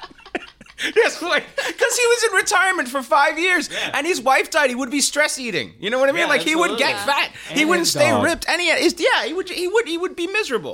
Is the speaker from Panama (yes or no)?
no; Canada; also born or lived in England; I was born in England. I was raised in Canada after the age of 5, but I grew up English in Canada because my parents were born in England in the 40s